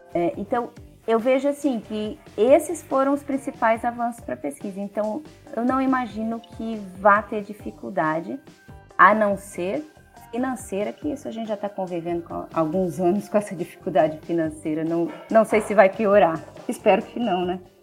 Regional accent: Campo Grande, Mato Grosso do Sul, Brazil; moved away as an adult; also born or lived in Botucatu / Cuiabá; now in Campo Grande, Brazil; na minha cidade natal, Campo Grande.

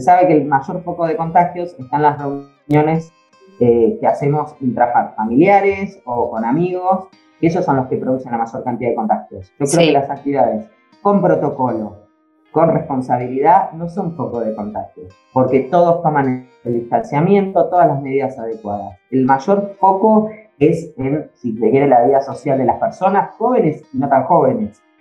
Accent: Tandil, Buenos Aires Province, Argentina; Yo nací eh, acá en Tandil, eh, después estudié en Buenos Aires abogacía

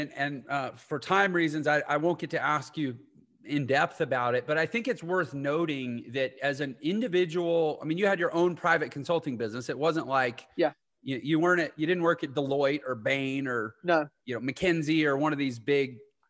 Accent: Houston, Texas, United States; I'm from Houston

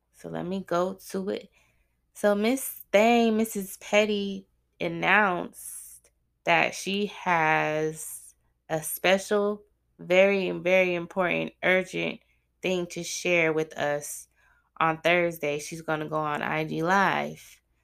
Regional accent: Arizona, United States; I grew up in Arizona

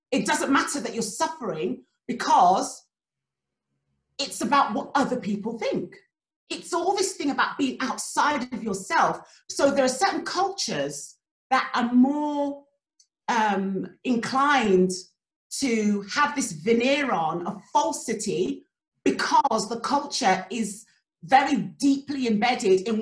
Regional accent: Nigeria; the culture that I come from, where we're Nigerian

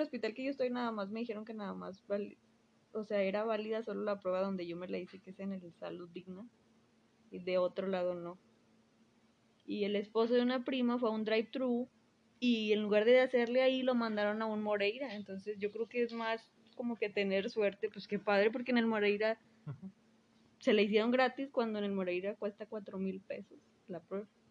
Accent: Monterrey, Nuevo León, Mexico; soy regia

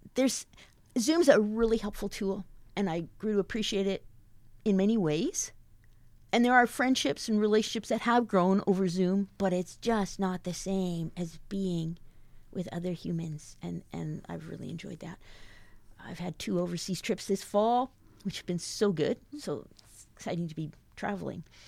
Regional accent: Invermere, British Columbia, Canada; moved away as an adult; also born or lived in Surrey, British Columbia / West Africa; I grew up in the Alliance, Lee Quindamere Alliance Church in the little town of Invermere in southeast British Columbia.

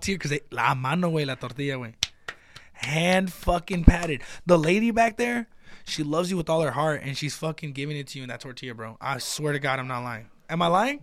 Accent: United States; me being American

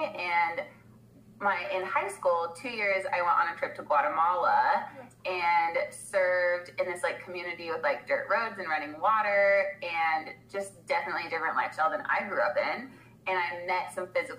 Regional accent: Washington, United States; So I was born in Washington. That's where I grew up.

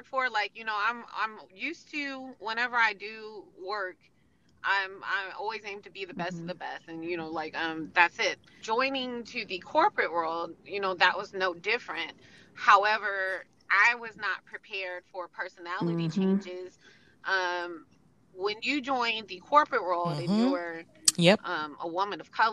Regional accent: United States; I'm younger, I'm from here, and, you know, I'm American, African-American

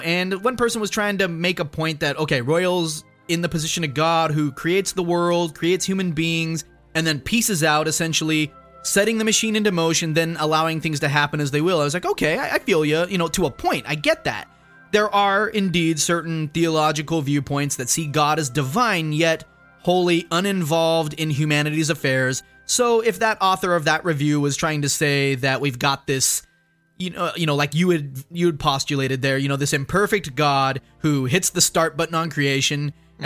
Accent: United States; just an American who's not of that era

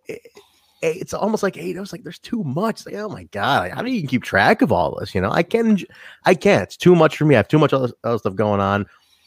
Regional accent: Chicago, Illinois, United States; We're both from Chicago

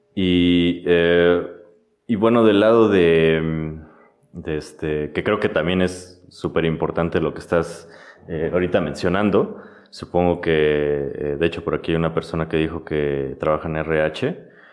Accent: Mexico; somos de México exactamente

